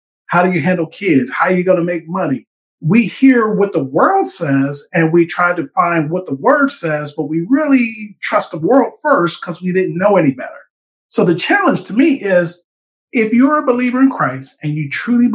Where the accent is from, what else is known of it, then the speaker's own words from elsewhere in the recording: Cleveland, Ohio, United States; I came from Cleveland